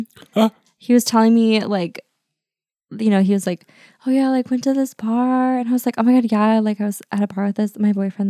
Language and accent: English; Midwest, United States; I actually forgot because I'm from the Midwest.